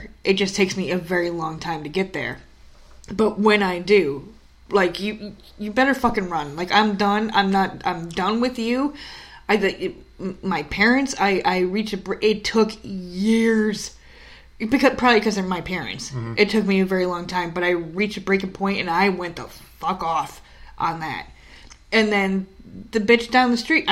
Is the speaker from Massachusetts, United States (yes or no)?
no; New York, United States; moved away as an adult; also born or lived in New Jersey; we're from New York.